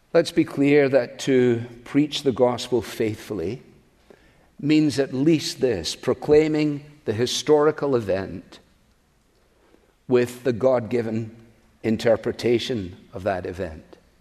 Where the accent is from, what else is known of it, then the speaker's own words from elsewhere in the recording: Scotland, United Kingdom; now in United States; as a Scotsman